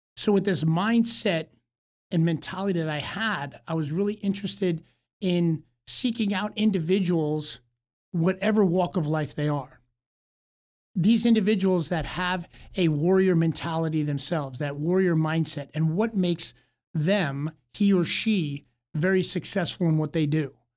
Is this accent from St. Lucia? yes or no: no; East Coast, United States; growing up on the East Coast